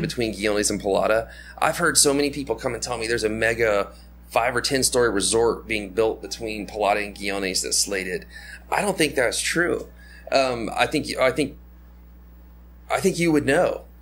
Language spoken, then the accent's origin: English; United States; moved away; my home country where I'm from